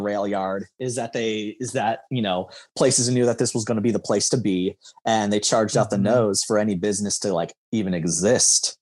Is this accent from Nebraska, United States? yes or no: yes; Lincoln, Nebraska, United States; as suburban of an area as you know we grew up in in Lincoln.